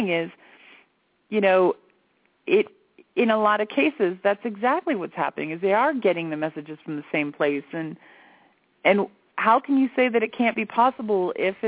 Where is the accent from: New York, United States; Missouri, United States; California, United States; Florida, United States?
Florida, United States; growing up in Florida